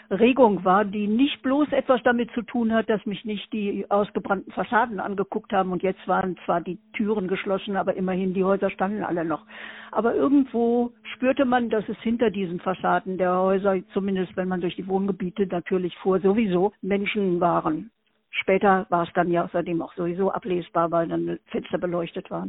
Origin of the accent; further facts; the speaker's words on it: Berlin, Germany; born there; now in Ruhr, Germany; Ich bin in Berlin geboren und dann äh, über viele Stationen also nun äh, zum Ende der Schulzeit hier im Ruhrgebiet gelandet und seitdem hier hängen geblieben